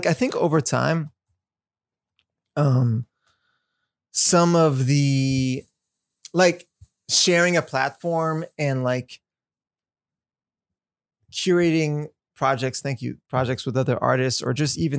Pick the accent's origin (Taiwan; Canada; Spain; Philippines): Canada; Montreal, Quebec; moved away as an adult; also born or lived in New York / Los Angeles; Montreal, my hometown.